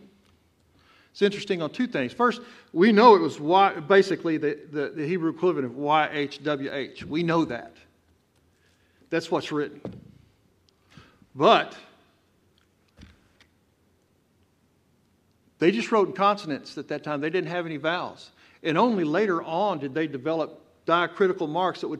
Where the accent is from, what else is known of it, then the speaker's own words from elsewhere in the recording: Texas, United States; accent: Texan; I'm from Texas. I talk like a Texan